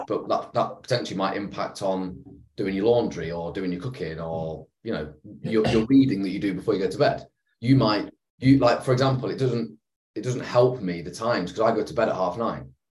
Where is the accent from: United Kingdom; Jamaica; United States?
United Kingdom; England; being an Englishman